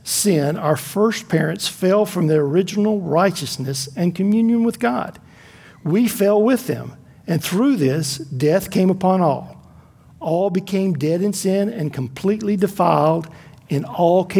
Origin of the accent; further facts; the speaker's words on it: Florida, United States; I grew up in Florida, and the town I lived in had numerous lakes and rivers and ponds